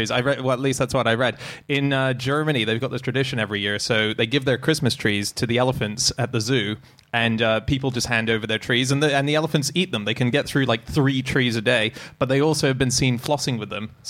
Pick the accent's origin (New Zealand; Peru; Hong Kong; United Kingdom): Hong Kong; Discovery Bay; born there; I so I used to live when I was born in Hong Kong. We lived in an island just off Hong Kong called Discovery Bay